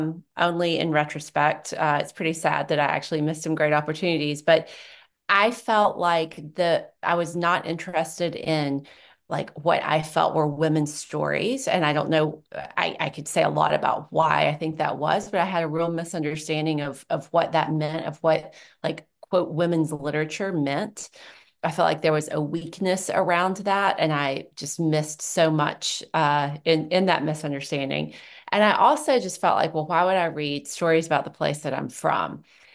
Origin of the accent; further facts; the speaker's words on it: the South, United States; I could situate myself as a white person, as a Southerner in this context